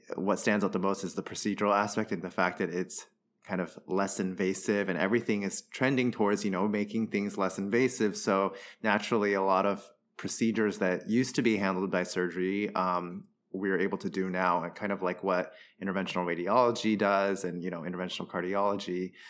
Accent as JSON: {"language": "English", "country": "Taiwan", "tie": "born or raised there", "also_born_or_lived": "Southern California, United States / New York, United States / Boston, United States", "moved": "as an adult", "lives_now": "Philadelphia, United States", "said": "I moved to Taiwan when I was 10. Uh, and then I was there for middle school and high school"}